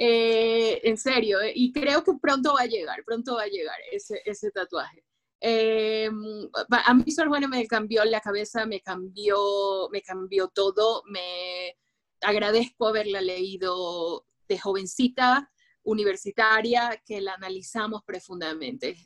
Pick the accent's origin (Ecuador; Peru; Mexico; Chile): Ecuador; Guayaquil, Guayas; una chica del sur de Guayaquil, de Guayaquil, Ecuador